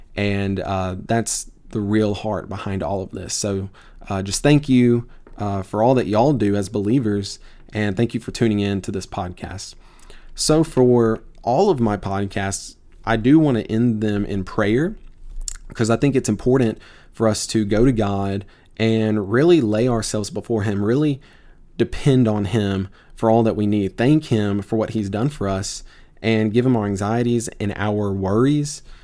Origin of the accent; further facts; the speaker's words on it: Tupelo, Mississippi, United States; moved away; I'm from Tupelo, Mississippi, originally. I, uh, grew up there